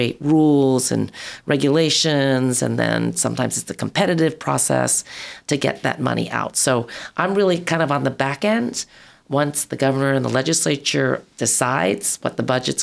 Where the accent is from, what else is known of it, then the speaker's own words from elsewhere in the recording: Long Island, New York, United States; also born or lived in San Francisco; now in California, United States; I grew up on Long Island, lived in San Francisco